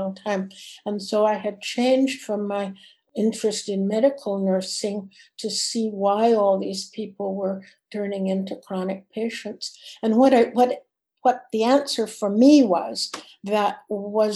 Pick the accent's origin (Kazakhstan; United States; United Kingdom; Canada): Canada; I was from Canada